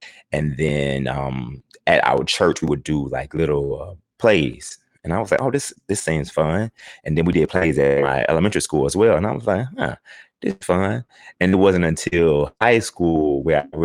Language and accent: English; Houston, Texas, United States; I'm originally from Houston, Texas, the southeast side of Houston